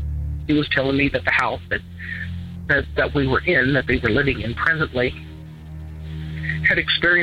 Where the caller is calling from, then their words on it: Eastern Kentucky, United States; I'm calling from Eastern Kentucky.